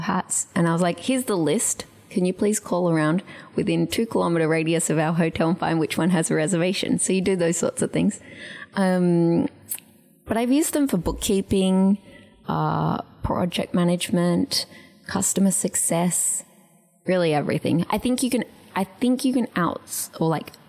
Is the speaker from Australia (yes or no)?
yes; Australia; moved away as an adult; also born or lived in Paris, France; now in San Francisco, United States